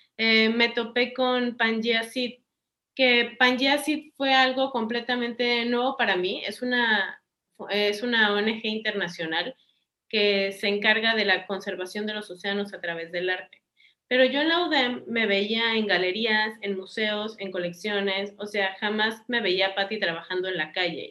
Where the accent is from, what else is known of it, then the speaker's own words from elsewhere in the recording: Cancún, Quintana Roo, Mexico; yo crecí en Cancún y tengo toda la vida en Cancún